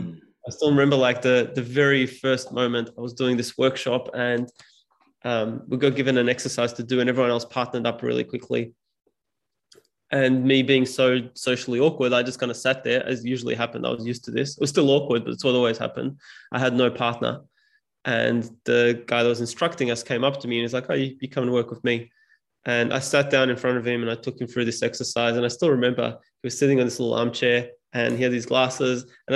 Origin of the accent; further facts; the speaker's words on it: Serbia; first language Serbian; English is a second language; When I speak Serbian, which is my mother tongue, I still stutter.